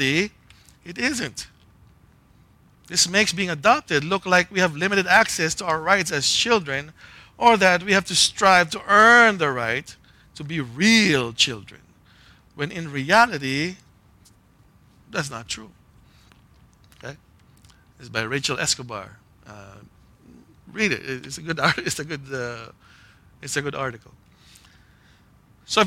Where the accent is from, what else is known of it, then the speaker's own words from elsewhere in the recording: Philippines; Growing up in the Philippines